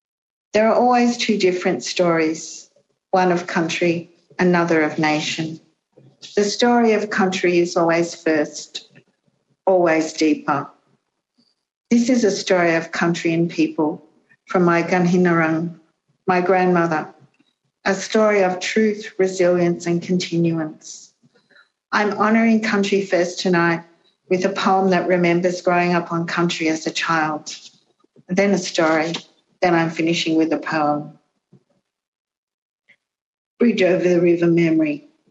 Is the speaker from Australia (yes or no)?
yes; Gundagai, New South Wales, Australia; now in Canberra, Australia; I was born on country in the early 1960s. I grew up along the road to Gundagai, Wiradjuri country, river country, freshwater country, granite country, rugged hill country, wild grassland country, flat country, high country, hot country, cold country.